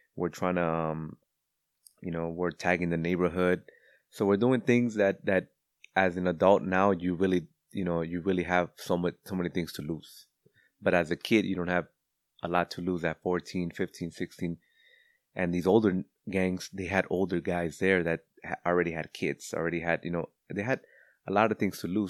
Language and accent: English; Cudahy, California, United States; also born or lived in West Los Angeles; growing up in Cudahy